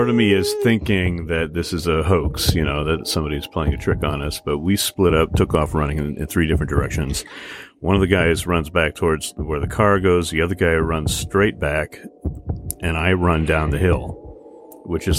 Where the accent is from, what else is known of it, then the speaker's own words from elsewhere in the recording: United States; I grew up on the Mississippi River